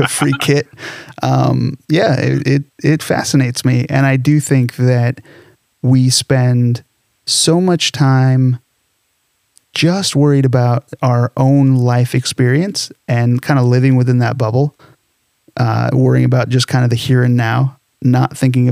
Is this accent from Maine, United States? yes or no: no; Southern California, United States; growing up in SoCal